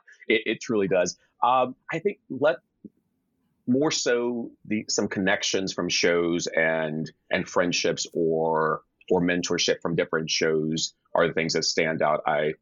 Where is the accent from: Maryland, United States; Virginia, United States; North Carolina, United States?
North Carolina, United States; Charlotte; born or raised there